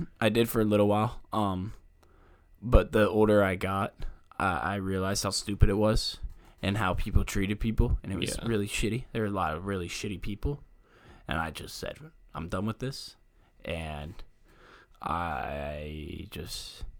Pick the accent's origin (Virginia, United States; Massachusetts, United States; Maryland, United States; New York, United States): Virginia, United States; I would say I'm from Northern Virginia, but I don't buy into a lot of the stereotypes.